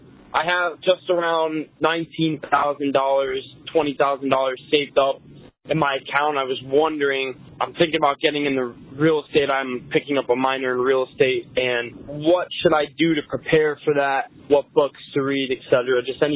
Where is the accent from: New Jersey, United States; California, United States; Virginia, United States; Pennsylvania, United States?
Pennsylvania, United States; Scranton; I'm from Scranton, Pennsylvania.